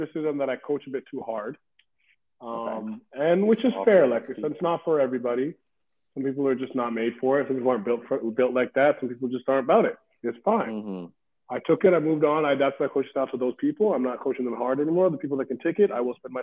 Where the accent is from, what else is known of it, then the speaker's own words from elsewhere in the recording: Benin City, Edo, Nigeria; now in Vancouver, Canada; I'm from Benin City, Nigeria, you understand? For me to be standing here in Vancouver, British Columbia, as a college basketball coach